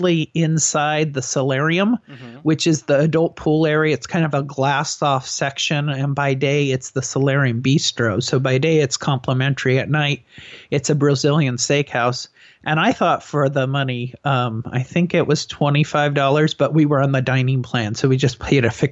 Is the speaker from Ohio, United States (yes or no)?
no; San Diego, California, United States; I'm from San Diego